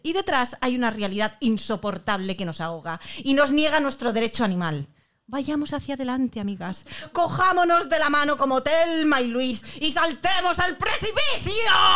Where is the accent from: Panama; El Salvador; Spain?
Spain; San Sebastián, Basque Country; nací en Donosti